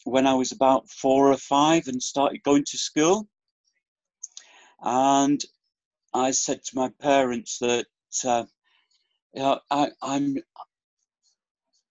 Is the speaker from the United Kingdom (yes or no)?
yes; Fleetwood, North West England, United Kingdom; now in Torquay, United Kingdom; I was born in Fleetwood in Lancashire, near next to Blackpool, so up in the northwest